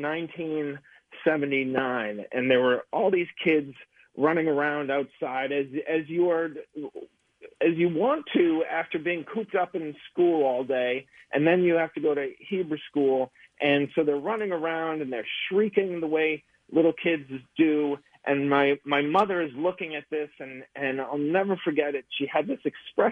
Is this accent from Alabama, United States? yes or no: no; Peabody, Massachusetts, United States; I'm from Peabody, Massachusetts